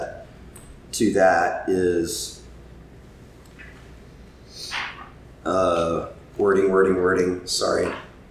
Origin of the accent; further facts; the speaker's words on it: South Carolina, United States; growing up in South Carolina